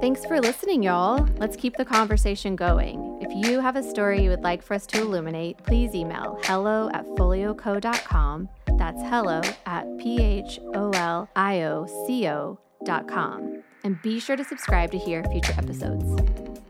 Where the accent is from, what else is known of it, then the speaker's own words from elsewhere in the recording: Oklahoma, United States; now in Dallas, United States; I'm from Oklahoma